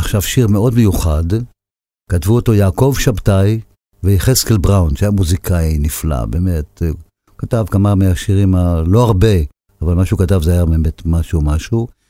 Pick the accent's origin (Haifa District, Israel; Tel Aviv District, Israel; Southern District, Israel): Haifa District, Israel; Haifa; אני באתי מחיפה